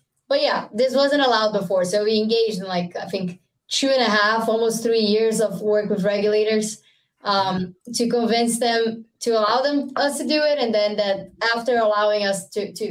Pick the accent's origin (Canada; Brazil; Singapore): Brazil; Rio de Janeiro; now in United States; I'm from Brazil. It's always summer. It's always very, very hot. Yeah. Where I'm from in Rio